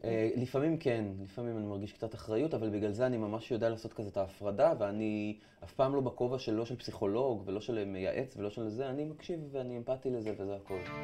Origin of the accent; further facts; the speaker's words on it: Afula, Northern District, Israel; moved away as an adult; now in Tel Aviv, Israel; עברתי מעפולה לתל אביב.